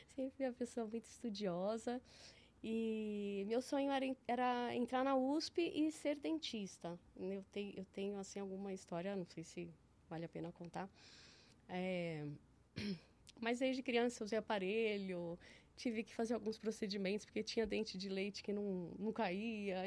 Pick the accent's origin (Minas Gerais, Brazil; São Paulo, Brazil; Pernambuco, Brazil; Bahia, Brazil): São Paulo, Brazil; moved away as an adult; now in Ribeirão Preto, Brazil; eu cresci em São Paulo. Eu cresci num bairro que chama Pompeia